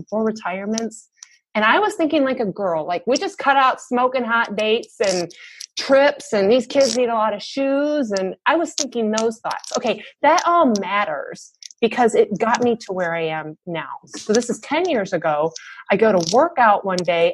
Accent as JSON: {"language": "English", "region": "Michigan", "country": "United States", "tie": "born or raised there", "moved": "yes", "lives_now": "Atlanta, United States", "said": "I live in Atlanta right now, and I was born and raised in Michigan"}